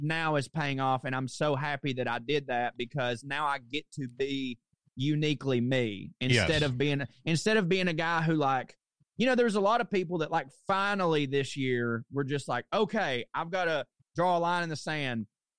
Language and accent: English; the South, United States; well, what do people mostly expect of me as being a Southerner? They'd expect me to be super conservative.